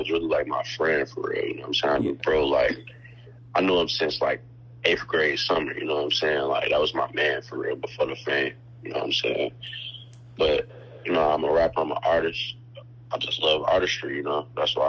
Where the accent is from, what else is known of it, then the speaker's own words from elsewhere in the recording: Chicago, Illinois, United States; I'm from Chicago.